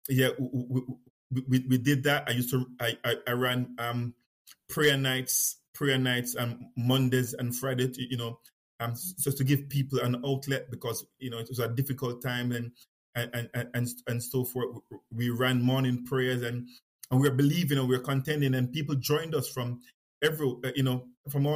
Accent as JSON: {"language": "English", "town": "Kingston", "country": "Jamaica", "tie": "born or raised there", "moved": "yes", "said": "I was born in Kingston, Jamaica, and I was born in a lived in and around the city"}